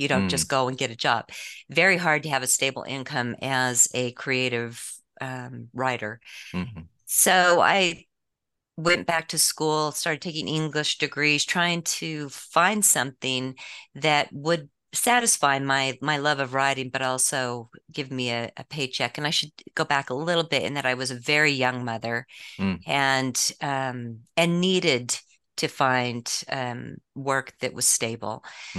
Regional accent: San Diego, California, United States; born there; also born or lived in American West; Sure. I was born in San Diego, and my father was a police officer who ended up going into the DEA. So we moved around quite a bit around the West

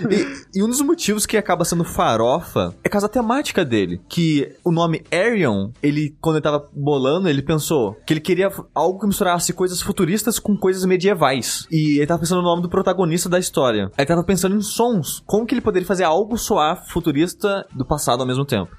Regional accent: Brazil; minha cidade natal, que é Luiz

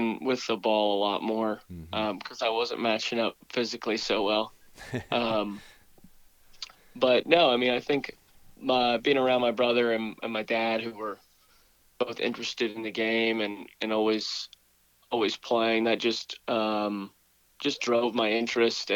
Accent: Winston-Salem, North Carolina, United States; moved away as an adult; also born or lived in Stanford University, California; I'm born and raised in Winston.

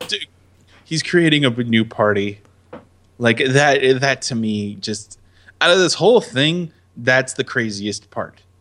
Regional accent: United States; I am resident American

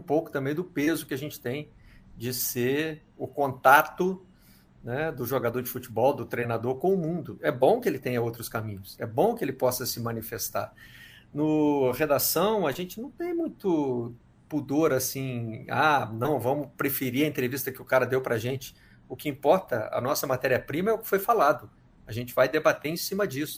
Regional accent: Minas Gerais, Brazil; moved away; also born or lived in England; da minha terra, é de Minas, eu sou mineiro como eles

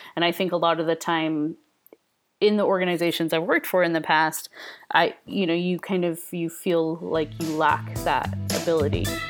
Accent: United States; moved away as an adult; now in United Kingdom; I am an American in British culture, British slash Scottish culture

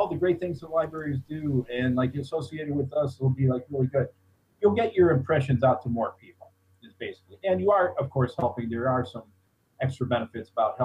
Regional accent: Cleveland, Ohio, United States; moved away as an adult; also born or lived in Fairfield County, Connecticut / Denver, Colorado; I grew up in Cleveland, which is a heavy ethnic city

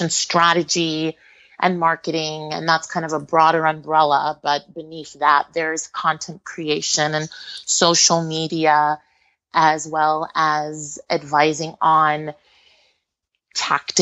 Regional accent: Jersey City, New Jersey, United States; first language Spanish; English is a second language; now in Miami, United States; I was born in Jersey City, New Jersey, to Cuban parents, and have a very diverse background and grew up immersed in a lot of different cultures

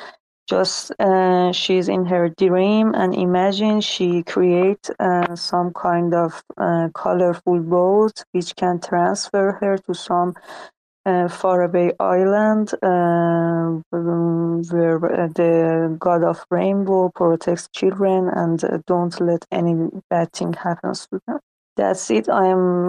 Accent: Iran; English is a second language; I'm from Iran

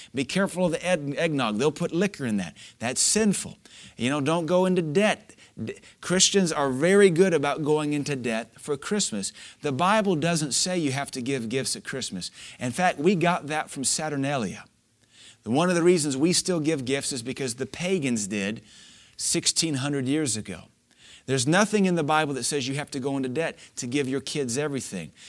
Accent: Louisiana, United States; moved away; growing up in Louisiana

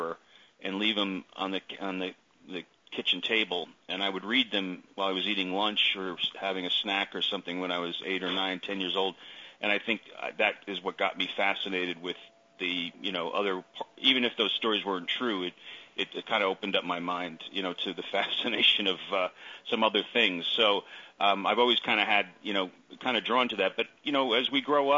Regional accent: East Coast, the New York area, United States; I grew up on the East Coast in the New York area

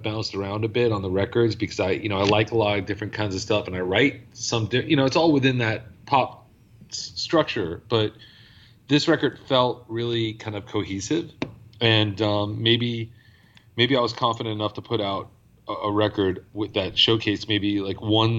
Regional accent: New York, United States; moved away; I'm from New York originally

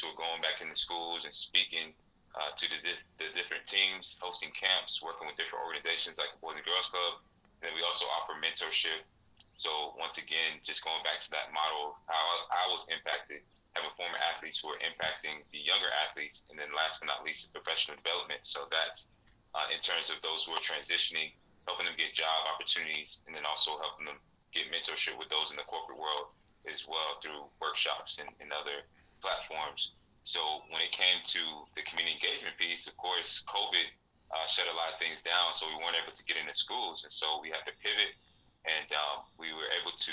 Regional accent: Snellville, Georgia, United States; Growing up in Snellville in Georgia and being the son of Liberian immigrants

